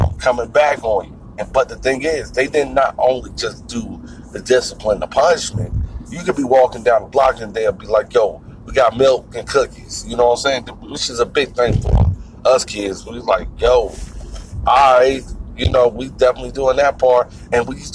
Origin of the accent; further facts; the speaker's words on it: Irvington, New Jersey, United States; moved away; also born or lived in Virginia; I grew up in Irvington, New Jersey.